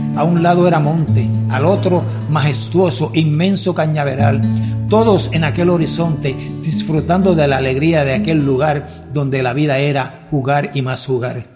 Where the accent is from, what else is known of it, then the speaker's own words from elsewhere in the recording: Lajas, Puerto Rico; llego y entro a las calles de mi pueblo